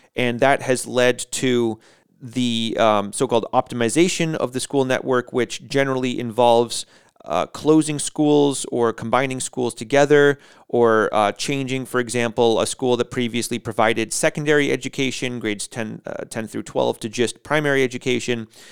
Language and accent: English; United States; moved away; as an American